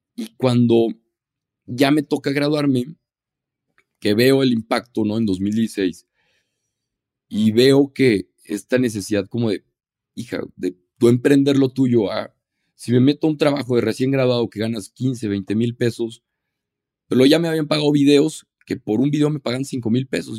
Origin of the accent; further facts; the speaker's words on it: Torreón, Coahuila, Mexico; soy de Torreón, Coahuila